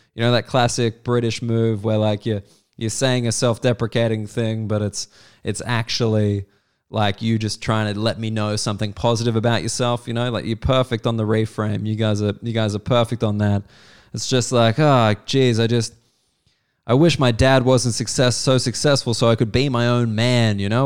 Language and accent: English; Australia; also born or lived in United Kingdom; as an Australian